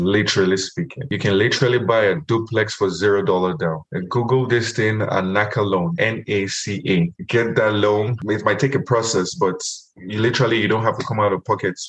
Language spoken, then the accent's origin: English; Nigeria; moved away as an adult; also born or lived in Louisiana, United States / Tucson, Arizona, United States; now in Phoenix, United States; I'm originally from Nigeria. I immigrated to the US in 2011 as a student.